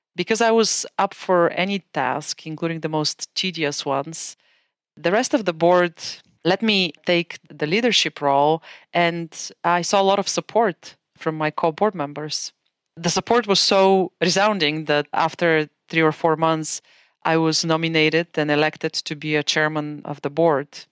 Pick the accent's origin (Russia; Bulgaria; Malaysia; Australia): Bulgaria; moved away as an adult; now in United States; As you can tell from my accent, I'm originally from Bulgaria. I was born in a communist country in the family of doctors. My teenage years were spent in a country that was trying to redefine itself into a democracy.